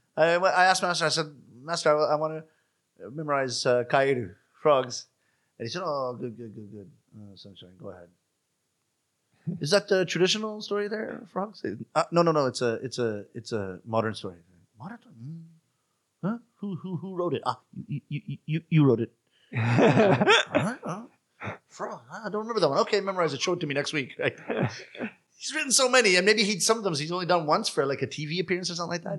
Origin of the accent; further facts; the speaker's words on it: Toronto, Ontario, Canada; first language English; moved away; also born or lived in Japan; my hometown of Toronto